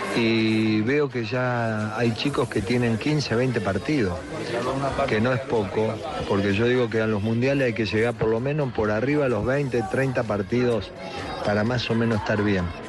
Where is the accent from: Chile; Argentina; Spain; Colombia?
Argentina; somos argentinos